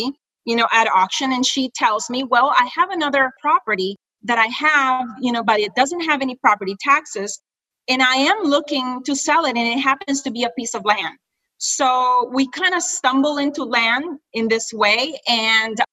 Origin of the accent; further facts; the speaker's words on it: Honduras; moved away as an adult; now in United States; I am originally from Honduras. I'm an immigrant from Central America. I came here in 1995